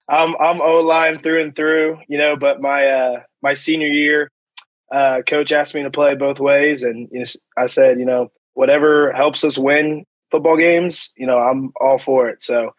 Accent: Moore, Oklahoma, United States; I'm from Moore, Oklahoma. Went to Westmore High School.

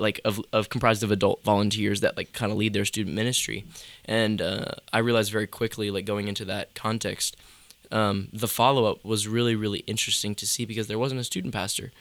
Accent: between Charlotte and Greensboro, North Carolina, United States; also born or lived in near Raleigh, North Carolina / Liberty University, Virginia; between Charlotte and Greensboro, kinda like that mid split is where I, like, grew up and was born and raised.

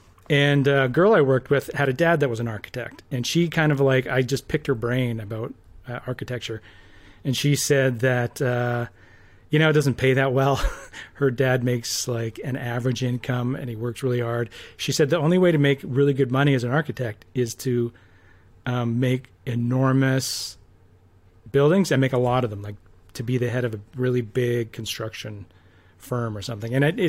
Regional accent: Red Deer, Alberta, Canada; I grew up in Red Deer.

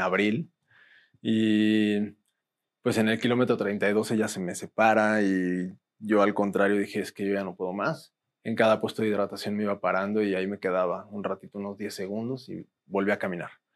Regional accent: Mexico; Como buen mexicano

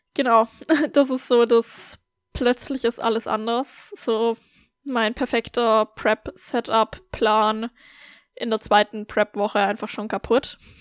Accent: Germany; now in Austria; für mich als Deutsche nach Österreich zu ziehen

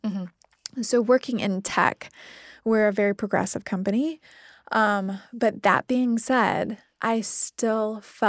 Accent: Midwest, United States; Like, I was raised in the Midwestern United States.

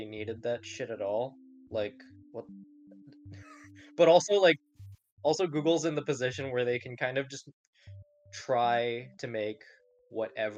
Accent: Hong Kong; moved away; I grew up in Hong Kong

